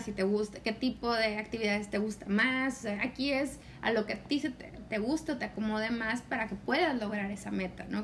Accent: Mexico; somos mexicanas

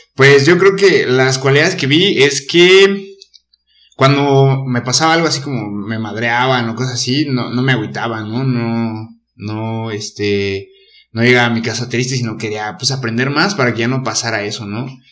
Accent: Querétaro, Mexico; soy queretano desde siempre

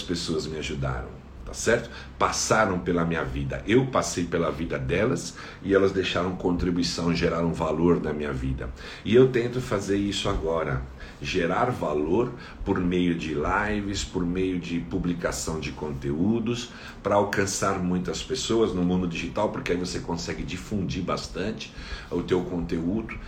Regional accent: São Paulo, Brazil; Sou aqui da cidade de São Paulo

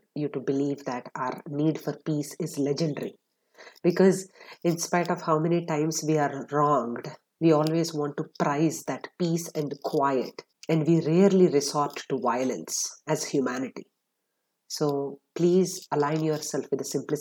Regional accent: Atlanta, Georgia, United States; my hometown of Atlanta, Georgia

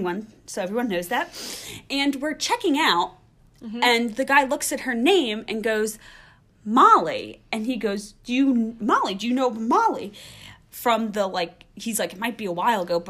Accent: Philadelphia, Pennsylvania, United States; we're from the Philadelphia area

